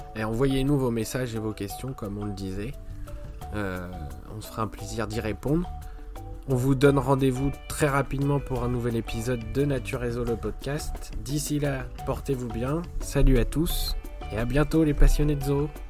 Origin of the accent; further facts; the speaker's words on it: France; chez nous en France